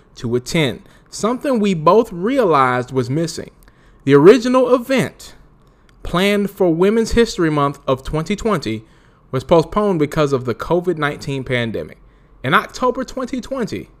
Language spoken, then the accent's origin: English; Winston-Salem, North Carolina, United States; also born or lived in Raleigh-Durham area (919), North Carolina; I'm from North Carolina, too. I was born on my birth certificate, say Forsyth County. I was born in Winston-Salem.